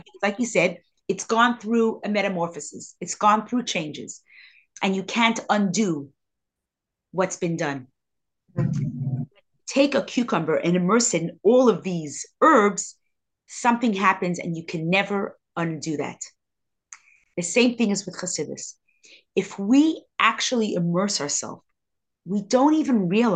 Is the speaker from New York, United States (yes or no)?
yes; New York City, New York, United States; I grew up in Crown Heights